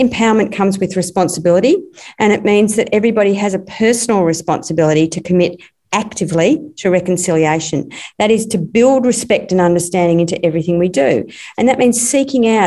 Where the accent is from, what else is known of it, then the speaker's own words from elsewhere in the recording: Stony Rises north of Warrnambool, Victoria, Australia; I grew up in the Stony Rises north of Warrnambool